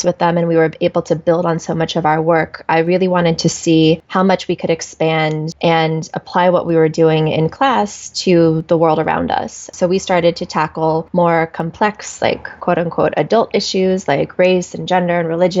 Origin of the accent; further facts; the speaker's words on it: Washington, District of Columbia, United States; also born or lived in South Korea; raised by a large white Jewish family in Washington, D.C., where I spent my entire childhood